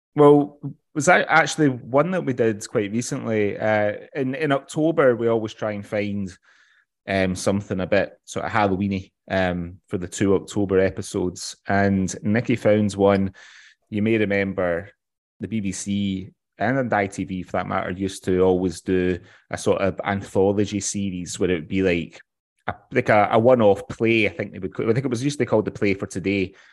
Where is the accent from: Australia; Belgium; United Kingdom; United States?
United Kingdom; West Coast of Scotland; I'm from the West Coast, so I'm a bit of a mints and tatties